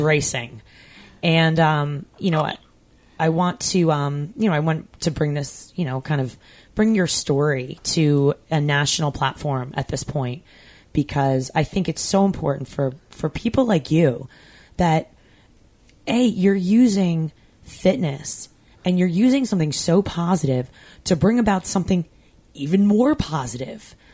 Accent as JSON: {"language": "English", "area": "Long Island", "region": "New York", "country": "United States", "tie": "born or raised there", "said": "I grew up on Long Island"}